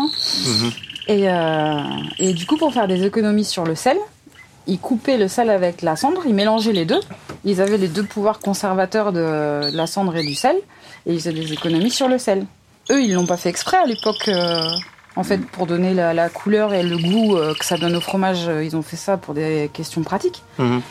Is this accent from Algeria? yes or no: no; Indre, Brenne, Centre region, Centre-Val de Loire, France; je suis originaire de la région centre, hein, de l'Indre et de la Brenne plus précisément. Et euh, donc j'ai grandi dans la ferme de mes grands-parents